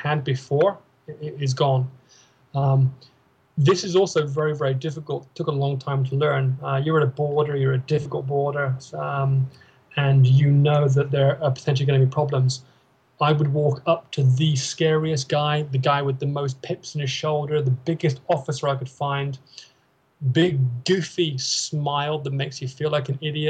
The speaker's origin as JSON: {"language": "English", "country": "United Kingdom", "moved": "yes", "said": "we're British"}